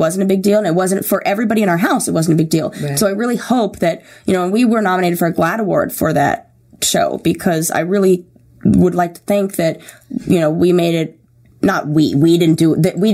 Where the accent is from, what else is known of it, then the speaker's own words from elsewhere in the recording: Santa Monica, California, United States; also born or lived in Orange County / Thousand Oaks; I was born and raised in L.A. In Santa Monica